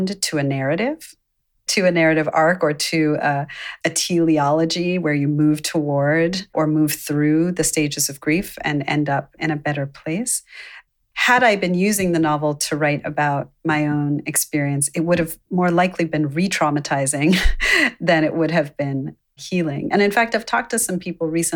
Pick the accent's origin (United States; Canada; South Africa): United States; Baltimore suburbs, Maryland; also born or lived in Zambia; being a mixed race person growing up in the Baltimore suburbs